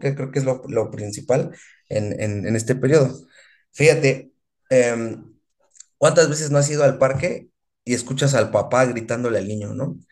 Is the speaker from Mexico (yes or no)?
yes; Mexico; como mexicano